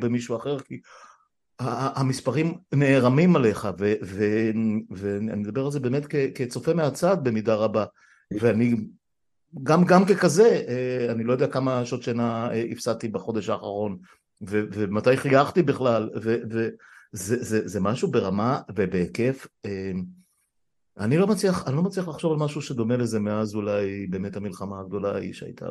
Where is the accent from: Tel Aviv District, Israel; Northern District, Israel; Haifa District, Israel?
Northern District, Israel; Afula; אני גדלתי בעפולה בשנות ה-60